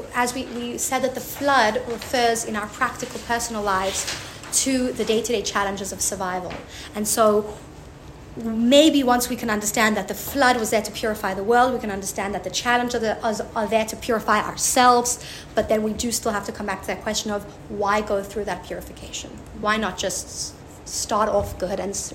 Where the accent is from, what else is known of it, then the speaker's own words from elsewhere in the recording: South Africa; I'm from South Africa